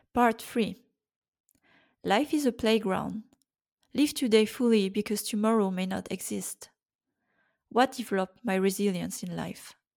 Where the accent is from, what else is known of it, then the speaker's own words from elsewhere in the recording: Brittany, France; I was born in France in nineteen eighty-five.